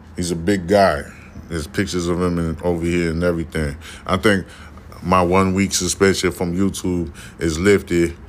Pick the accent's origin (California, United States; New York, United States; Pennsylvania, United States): New York, United States; New York City; I'm from Brooklyn.